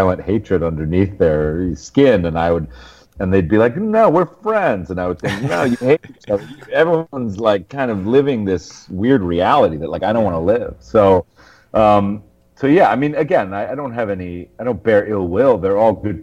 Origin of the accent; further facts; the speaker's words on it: Westchester, New York, United States; I was from Westchester